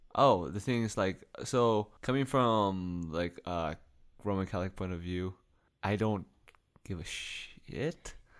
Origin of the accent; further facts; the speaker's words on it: Canada; we're from Canada